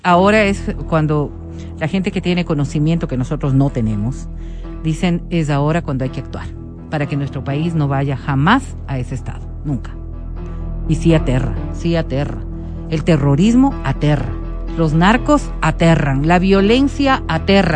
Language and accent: Spanish; Colombia; yo como colombiana